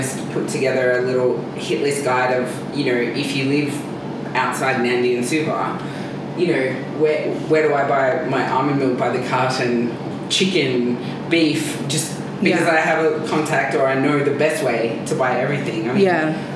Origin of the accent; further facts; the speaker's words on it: Melbourne, Victoria, Australia; moved away as an adult; also born or lived in Gold Coast, Australia; now in Fiji; I grew up in Melbourne, the Mornington Peninsula.